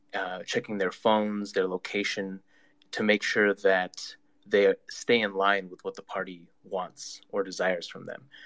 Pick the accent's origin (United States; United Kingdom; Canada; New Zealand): Canada; I'm a Canadian, um, but I also am Uyghur